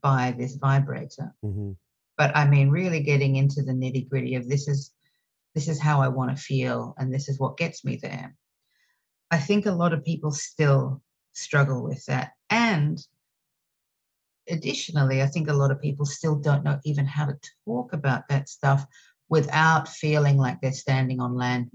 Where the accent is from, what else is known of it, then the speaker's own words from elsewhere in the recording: Australia; now in New York City, United States; I'm originally from Australia. And now I live in New York City